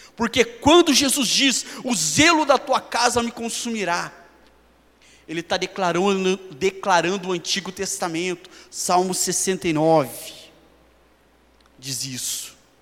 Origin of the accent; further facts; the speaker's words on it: Brazil; nós, como brasileiros